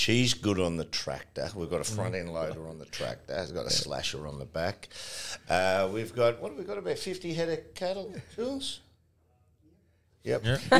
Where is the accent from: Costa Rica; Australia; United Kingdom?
Australia; Frankston, Victoria; I grew up in that beautiful country town, Frankston.